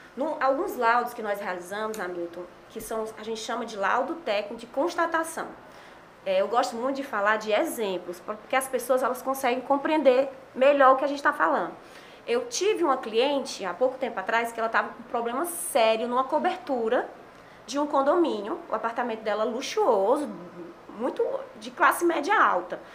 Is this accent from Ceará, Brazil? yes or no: yes; Fortaleza, Ceará, Brazil; also born or lived in Sobral; eu sou de Fortaleza